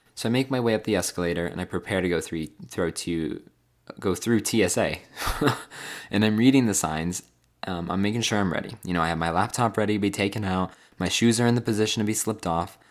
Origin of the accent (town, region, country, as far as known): California, United States; moved away as an adult; now in Phoenix, United States